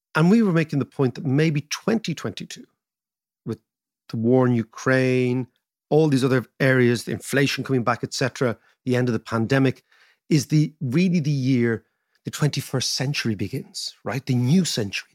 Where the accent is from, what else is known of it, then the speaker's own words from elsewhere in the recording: Ireland; being Irish